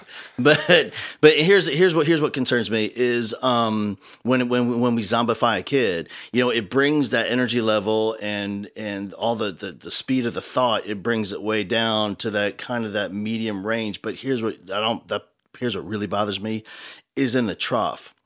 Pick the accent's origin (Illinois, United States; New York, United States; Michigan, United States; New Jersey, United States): New Jersey, United States; now in Texas, United States; I grew up in New Jersey